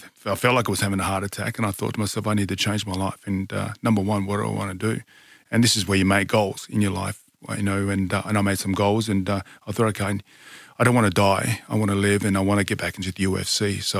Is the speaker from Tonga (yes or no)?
yes; Tonga; also born or lived in Newcastle, Australia; So I was born in Newcastle, New South Wales, is where I was born. So obviously love my my rugby league over in New South Wales, but I was brought up in Tonga.